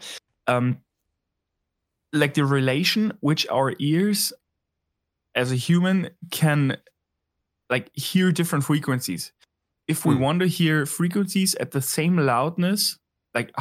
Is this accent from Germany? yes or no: yes; Berlin, Germany; my home city, hometown this evening, talking about Berlin